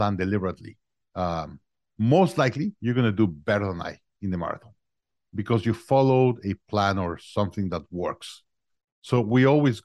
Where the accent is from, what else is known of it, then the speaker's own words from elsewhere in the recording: Mexico City, Mexico; moved away as an adult; also born or lived in Monterrey, Mexico; now in Austin, United States; I'm originally from Mexico. I was born in Mexico, in Monterrey, Mexico. I grew up in Mexico City.